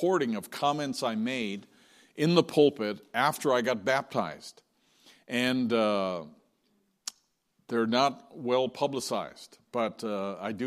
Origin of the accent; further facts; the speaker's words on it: St. John's, Newfoundland and Labrador, Canada; my hometown in St. John's